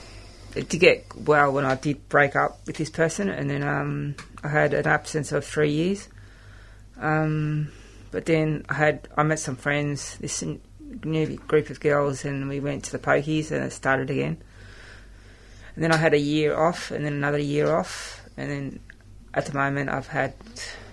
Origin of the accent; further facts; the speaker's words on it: Australia; I came from a European background. I found it hard at school. I would often be called WOG and stuff, and I identified myself as Australian